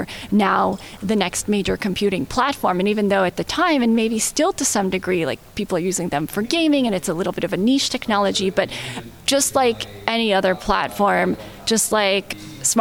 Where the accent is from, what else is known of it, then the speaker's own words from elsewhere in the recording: Bay Area, California, United States; I grew up in the Bay Area